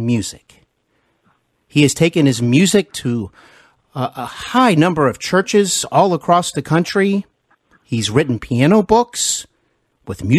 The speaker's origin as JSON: {"language": "English", "region": "Ohio", "country": "United States", "also_born_or_lived": "Knoxville, Tennessee", "said": "I moved back home to Ohio, where I am originally from"}